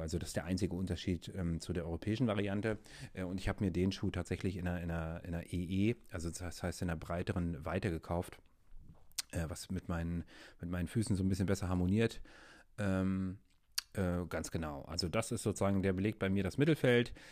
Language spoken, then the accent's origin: German; Berlin, Germany; ich selber bin ja aus Berlin und in Berlin haben wir ähm, zwei Läden